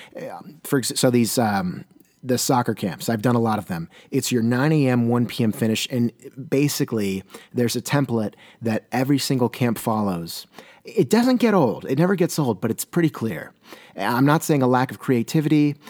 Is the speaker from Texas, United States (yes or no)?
no; Southern California, United States; now in Portland, United States; I hail from Southern California